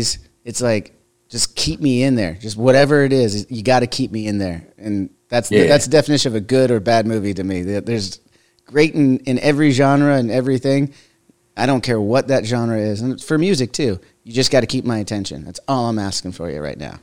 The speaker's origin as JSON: {"language": "English", "region": "Southern California", "country": "United States", "tie": "born or raised there", "said": "I grew up in Southern California next to the beach"}